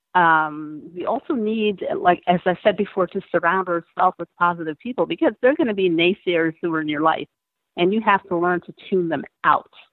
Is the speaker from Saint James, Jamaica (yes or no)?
yes; Montego Bay, Saint James, Jamaica; moved away; I was born in Montego Bay, Jamaica